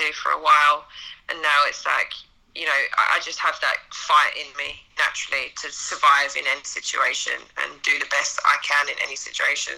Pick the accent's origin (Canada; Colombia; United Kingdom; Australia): United Kingdom; Essex, East of England; moved away as an adult; also born or lived in Japan; now in United States; So I'm from Essex, Greater London